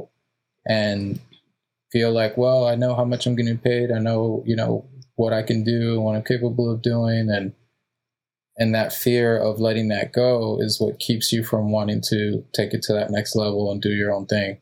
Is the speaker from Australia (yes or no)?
no; Mexico; now in United States; I was born in Mexico and my father was too.